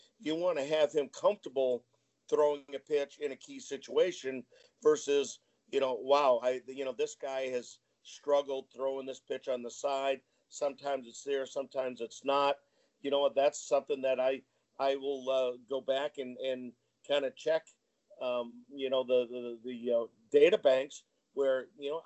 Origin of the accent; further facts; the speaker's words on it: New Hampshire, United States; I grew up in New Hampshire.